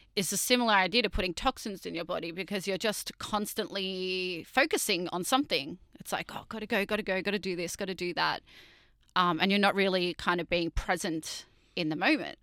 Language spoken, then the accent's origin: English; Sydney, New South Wales, Australia; we've we grew up in in Sydney